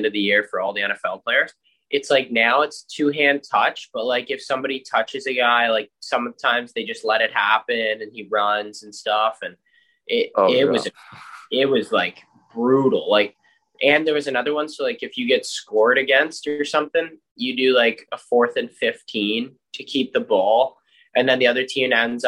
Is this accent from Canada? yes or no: yes; Curtis, Canada; came back to my hometown of Curtis